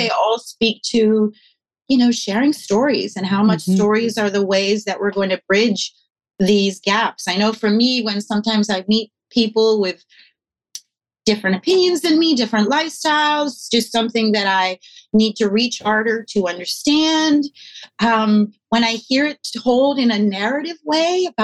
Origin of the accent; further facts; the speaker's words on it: Vermont, United States; also born or lived in New York City / Brooklyn; now in Los Angeles, United States; I grew up Quaker in Vermont, so I grew up with like all white people